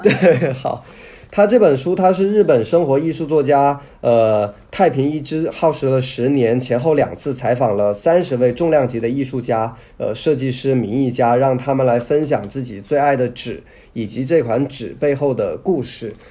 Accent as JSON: {"language": "Chinese", "region": "southern China", "country": "China", "tie": "born or raised there", "said": "我是从小在南方生活长大"}